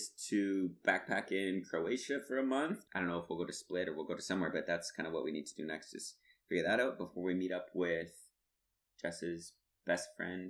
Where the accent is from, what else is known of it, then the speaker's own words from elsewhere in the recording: Canada; as a Canadian, it hurt my Canadian pride.